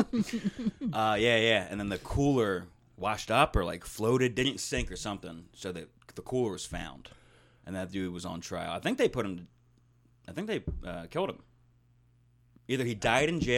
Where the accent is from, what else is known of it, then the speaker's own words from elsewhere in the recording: Wilmington, United States; moved away; every wigger I grew up with in Wilmington